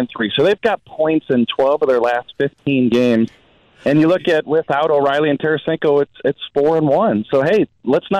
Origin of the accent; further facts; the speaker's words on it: St. Louis, Missouri, United States; growing up in St. Louis, went to Lutheran South High School